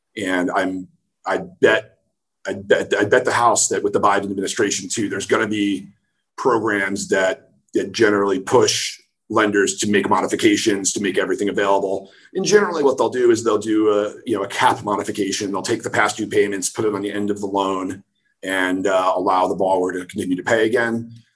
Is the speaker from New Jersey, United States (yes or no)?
yes; New Jersey, United States; moved away as an adult; also born or lived in Rochester, New York / New York City; I'm from New Jersey originally